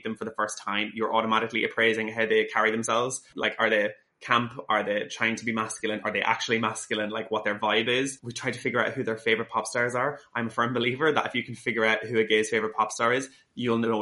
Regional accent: Dundalk, County Louth, Ireland; moved away as an adult; when I got back home to Dundalk

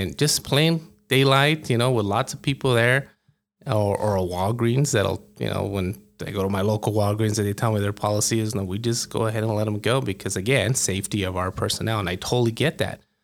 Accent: El Paso, Texas, United States; moved away as an adult; now in Albuquerque, United States; I grew up in El Paso

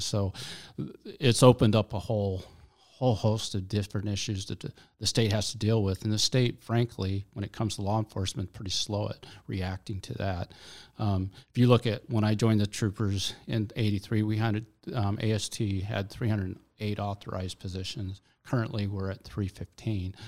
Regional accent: Alaska, United States; I've lived in Alaska all my life

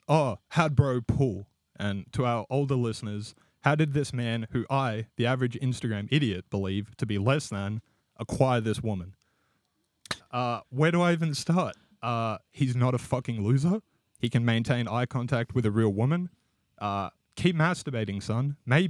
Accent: Sunbury, Victoria, Australia; There is one in my hometown in Sunbury in Victoria.

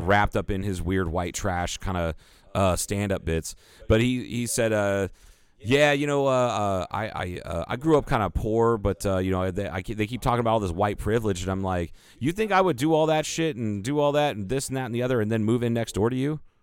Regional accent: United States; we're white dudes in, that were born and raised in the United States

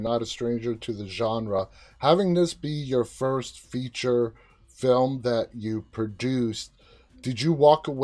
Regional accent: New York City, New York, United States; I'm from New York City

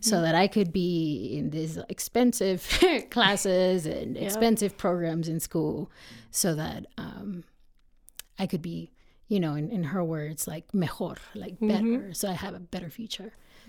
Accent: Mexico; now in United States; even though I'm American, right, I am also from another country, mm-hmm. right? Myself, I'm from Mexico. I think we have a very rich culture

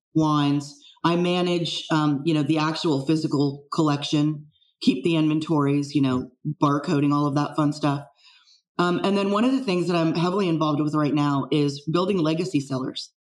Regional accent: San Francisco Bay Area, Silicon Valley, California, United States; I'm actually a, a fifth generation San Francisco Bay Area native. Um, grew up here and uh, in Silicon Valley

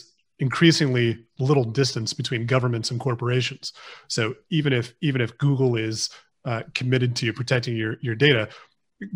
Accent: United States; now in United Kingdom; I'm American. I'm an American citizen

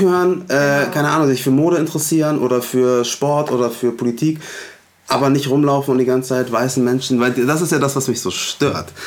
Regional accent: Hamburg, Germany; also born or lived in Munich; ich bin in Hamburg-Alsterdorf aufgewachsen

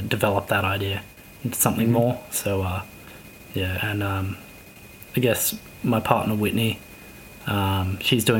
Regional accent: Shepparton, Victoria, Australia; moved away; I'm from Shepparton originally

